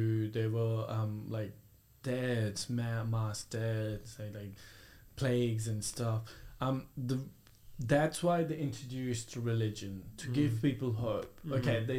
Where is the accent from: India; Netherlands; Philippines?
India; now in Australia; Doesn't matter if I've lived in Australia for like 60 years. Yeah. Doesn't matter. At the end of the day, I'm Indian, right?